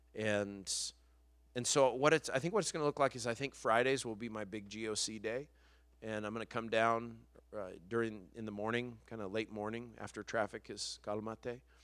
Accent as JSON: {"language": "English", "region": "New Mexico", "country": "United States", "tie": "born or raised there", "moved": "as an adult", "lives_now": "Los Angeles, United States", "said": "I'm from New Mexico"}